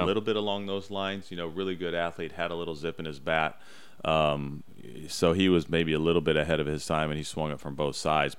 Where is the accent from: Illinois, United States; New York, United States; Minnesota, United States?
Illinois, United States; Central; I grew up in Central Illinois